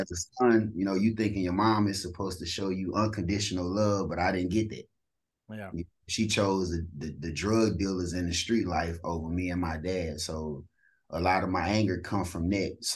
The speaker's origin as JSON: {"language": "English", "town": "East St. Louis", "region": "Illinois", "country": "United States", "said": "I'm from St. Louis or East St. Louis, Illinois."}